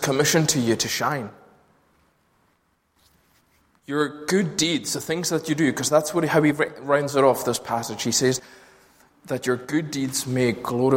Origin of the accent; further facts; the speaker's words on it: Lewis, Scotland, United Kingdom; growing up in Lewis, which wasn't as plagued by streetlights as Glasgow and its suburbs are.